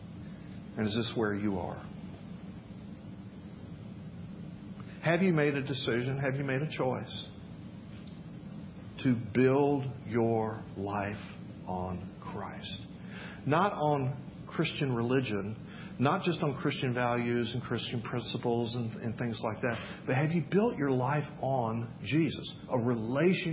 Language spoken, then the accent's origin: English; Memphis, Tennessee, United States; moved away; I grew up in Memphis, Tennessee.